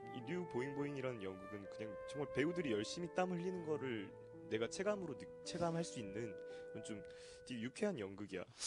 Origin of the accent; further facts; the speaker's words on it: Gwangju, South Korea; now in Seoul, South Korea; 나는 광주 태생이잖아